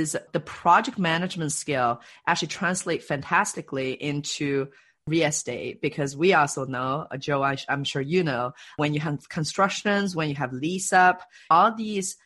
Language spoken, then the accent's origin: English; China; also born or lived in Canada; now in Seattle, United States; I grew up in China, actually, and then moved to Canada and then moved to Seattle